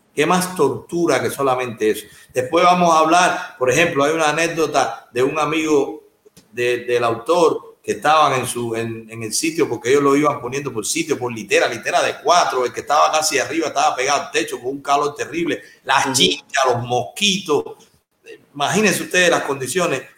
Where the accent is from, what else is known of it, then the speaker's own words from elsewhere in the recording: Cuba; moved away as an adult; Yo tengo 47 años, salí de Cuba con 33